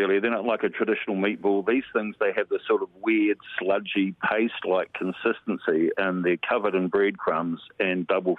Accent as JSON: {"language": "English", "town": "Hastings", "region": "Hawke's Bay", "country": "New Zealand", "tie": "born or raised there", "said": "I was brought up in Hastings."}